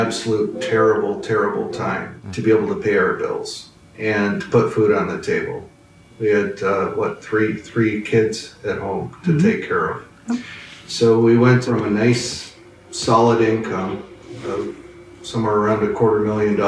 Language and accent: English; Lorain, Ohio, United States; Growing up in Lorain, when I was 7, 8 years old